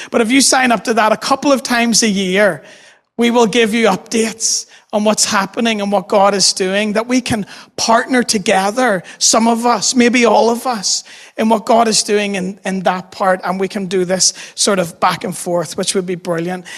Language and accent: English; Dundonald, Northern Ireland, United Kingdom; also born or lived in New York City; I grew up in Dundonald